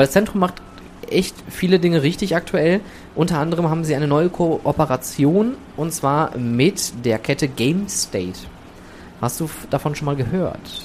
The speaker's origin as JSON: {"language": "German", "town": "Oberhausen", "region": "North Rhine-Westphalia", "country": "Germany", "also_born_or_lived": "England", "said": "ich komme aus dem Ruhrgebiet, komm ich, ich komme aus Oberhausen"}